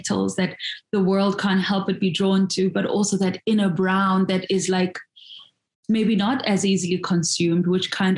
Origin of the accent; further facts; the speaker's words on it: Soweto, Gauteng, South Africa; I grew up in Soweto